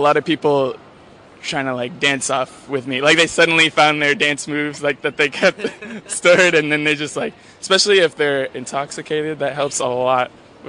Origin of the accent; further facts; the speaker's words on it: Berkeley, California, United States; I do miss my little hippie town in Berkeley a little bit, but city life is fun.